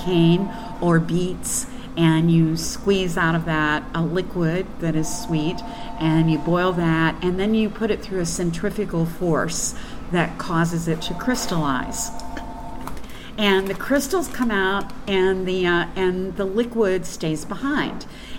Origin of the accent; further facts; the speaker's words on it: Louisville, Kentucky, United States; I don't have an accent, but that was an oddity in my family. We were all born in Eastern Kentucky. I grew up more in Louisville, so I probably lost a lot of the accent then.